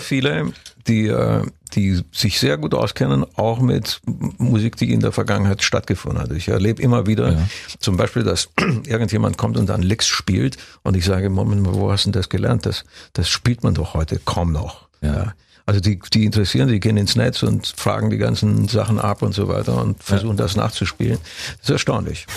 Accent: Brașov, Brașov County, Romania; moved away; ich komme ja aus Kronstadt. Ich bin ja da ja, geboren

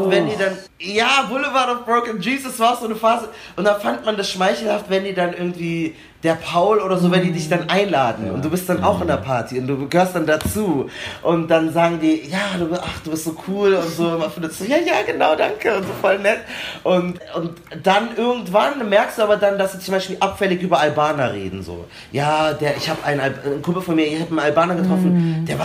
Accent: Munich, Bavaria, Germany; wir haben den Eisbach bei uns in München und dann sind die oft irgendwie nach der Schule da hingegangen und haben da irgendwie gechillt oder so.

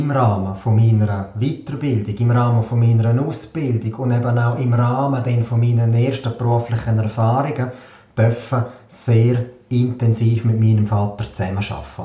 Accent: Davos, Graubünden, Switzerland; Ich bin aufgewachsen in Davos, Einzelkind, habe eine sehr behütete und eine sehr schöne Kindheit verbracht

